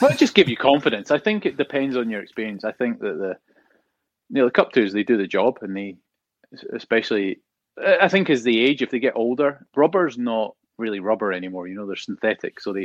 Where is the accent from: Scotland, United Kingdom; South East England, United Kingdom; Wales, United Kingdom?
Scotland, United Kingdom; moved away; growing up in Scotland